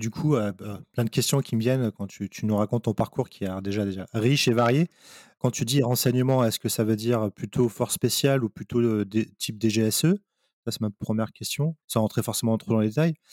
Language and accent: French; Val-d'Oise, Île-de-France, France; moi, j'ai grandi dans le, 95